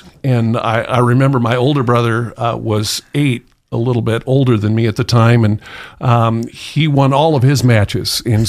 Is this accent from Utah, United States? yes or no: no; Tillamook, Oregon, United States; Oh, I loved the coast. Loved to fish. Learned to appreciate hunting in the rain.